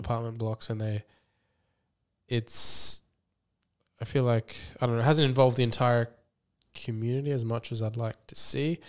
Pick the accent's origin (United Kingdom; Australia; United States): Australia; that's how I view myself as, as an Australian